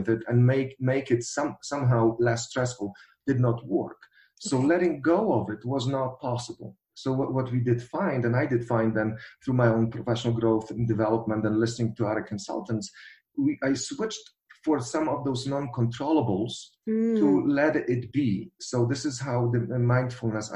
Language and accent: English; Poland; moved away; I'm coming from Polish background